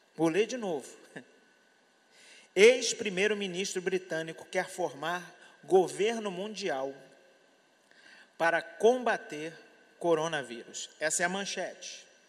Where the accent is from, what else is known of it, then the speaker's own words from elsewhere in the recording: Brazil; eu sou brasileiro, eu estou aqui